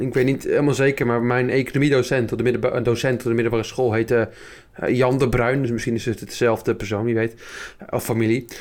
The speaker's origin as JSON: {"language": "Dutch", "region": "Friesland", "country": "Netherlands", "moved": "yes", "said": "Ik kom godverdomme uit Friesland"}